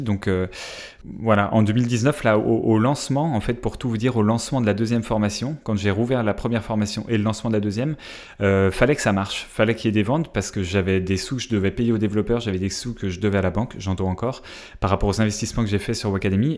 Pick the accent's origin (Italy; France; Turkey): France; accent: French; je vais parler anglais avec mon petit accent Frenchy